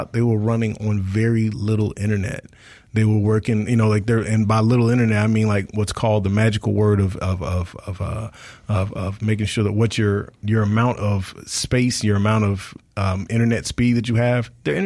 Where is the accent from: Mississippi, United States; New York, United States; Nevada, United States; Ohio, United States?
Mississippi, United States; Marion County; Where I'm from Marion County, which is about a half hour west of Hattiesburg. We didn't have anything out there in the boonies where I'm from